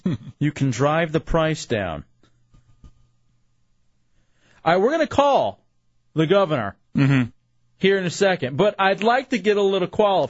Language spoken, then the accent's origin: English; Dallas, Texas, United States; moved away; I grew up in Dallas